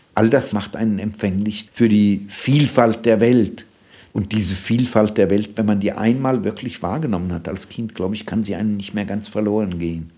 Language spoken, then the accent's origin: German; Staufenberg, Hesse, Germany; moved away; also born or lived in Frankfurt / Uzès, France; Das Dorf meiner Kindheit ist Stauffenberg im Kreis Gießen